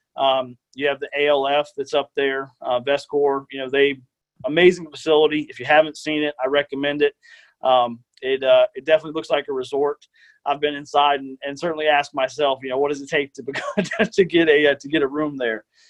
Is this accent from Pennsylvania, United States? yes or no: no; Tallahassee, Florida, United States; born and raised in Tallahassee, um, been here my whole life.